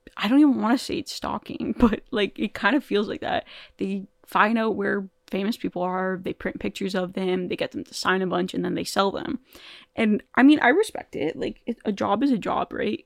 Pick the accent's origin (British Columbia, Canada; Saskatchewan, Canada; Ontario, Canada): Ontario, Canada; Toronto; I'm from Toronto